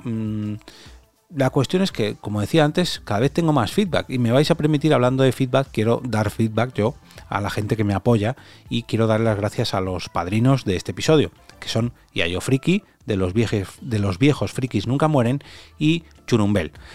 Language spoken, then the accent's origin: Spanish; Móstoles, Community of Madrid, Spain; Móstoles, que es mi ciudad natal y donde resido